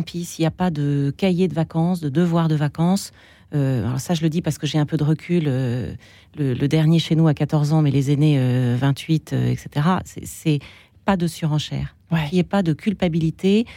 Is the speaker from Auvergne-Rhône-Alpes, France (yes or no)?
no; Paris, Île-de-France, France; En tant que Parisien